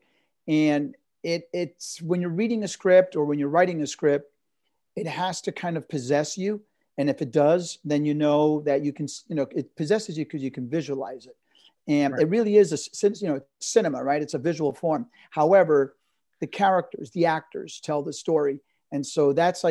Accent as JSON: {"language": "English", "region": "New York", "country": "United States", "tie": "born or raised there", "said": "I grew up at 92nd Street on the West Side, Broadway in New York"}